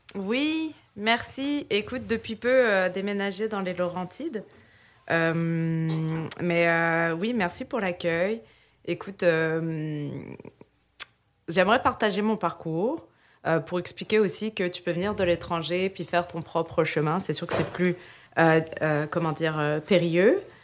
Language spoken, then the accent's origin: French; France; moved away as an adult; now in Quebec, Canada; je suis née en France et je suis au Québec depuis 2011.